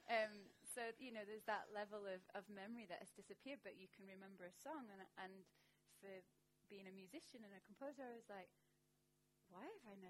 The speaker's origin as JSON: {"language": "English", "town": "Barnsley", "region": "Yorkshire and the Humber", "country": "United Kingdom", "tie": "born or raised there", "also_born_or_lived": "Ireland", "said": "I was born in Ireland, but I grew up in Barnsley in South Yorkshire."}